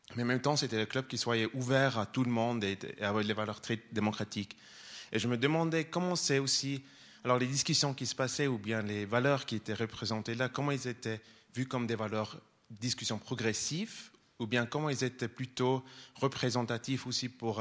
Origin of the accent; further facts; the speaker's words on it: Zurich, Switzerland; moi je suis de Zurich